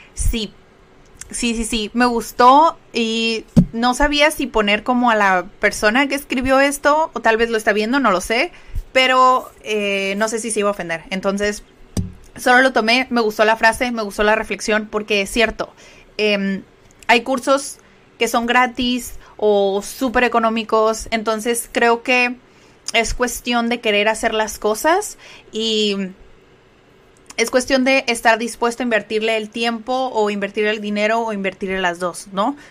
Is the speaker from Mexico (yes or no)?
yes; Mexico; first language Spanish; como decimos aquí en México